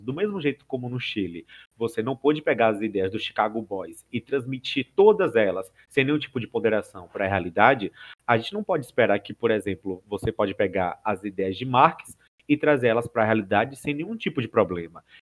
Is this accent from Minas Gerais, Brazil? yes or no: no; Bahia, Brazil; eu sou baiano e por consequência sou do Nordeste